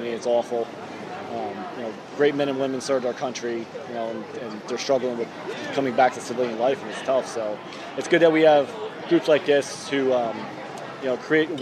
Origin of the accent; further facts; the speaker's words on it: Morgantown, Pennsylvania, United States; Morgantown, Pennsylvania, about an hour from here